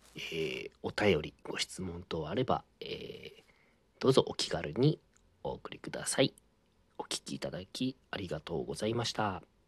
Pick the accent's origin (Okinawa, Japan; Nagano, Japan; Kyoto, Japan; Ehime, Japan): Ehime, Japan; 私のまあふるさとの愛媛にですね